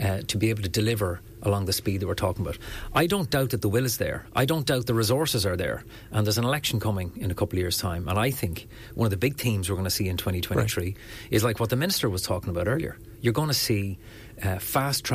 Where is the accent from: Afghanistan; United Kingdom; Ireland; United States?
Ireland; Enniscorthy, Leinster; my hometown of Enniscorthy